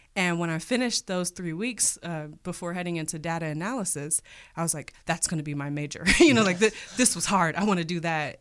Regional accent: Cleveland, Ohio, United States; was born and raised in Cleveland, Ohio

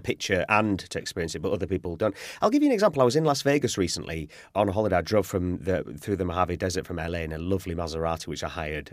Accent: Yorkshire and the Humber, United Kingdom; I'm from Yorkshire, which is the, the north of England

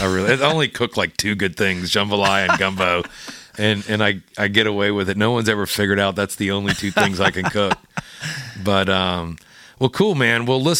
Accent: Louisiana, United States; I'll serve gumbo and jambalaya because I'm from Louisiana.

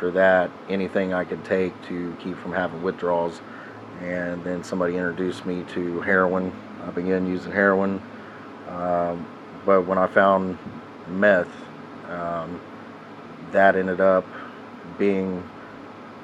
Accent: Columbus Circleville area, Ohio, United States; also born or lived in Ashville, Ohio; I come from the Columbus Circleville area. I grew up in a broken home.

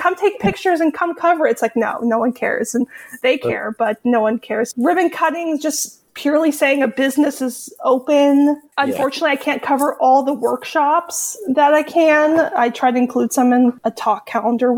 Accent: Marin, California, United States; I grew up here in Marin and went away for college and came back.

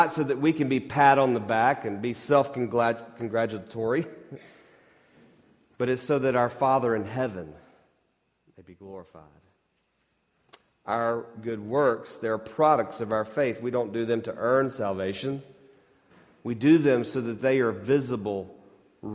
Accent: Mississippi, United States

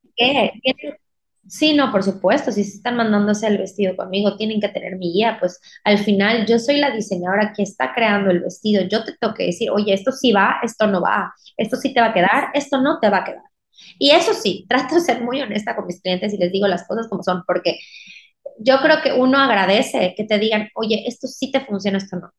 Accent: Mérida, Yucatán, Mexico; soy de Mérida, Yucatán

